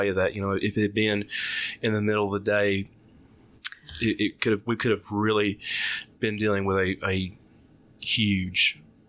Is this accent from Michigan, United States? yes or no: no; Hayti area, Southeast Missouri, United States; my family we're all from Southeast Missouri, from Crothersville, Hayti area too.